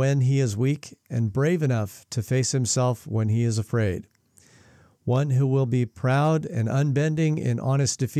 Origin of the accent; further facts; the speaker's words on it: Spokane, Washington, United States; now in New Zealand; my hometown in Spokane, Washington